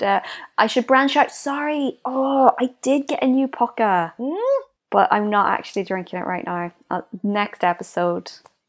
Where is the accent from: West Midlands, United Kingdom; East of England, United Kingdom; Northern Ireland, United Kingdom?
Northern Ireland, United Kingdom; we grew up in Northern Ireland.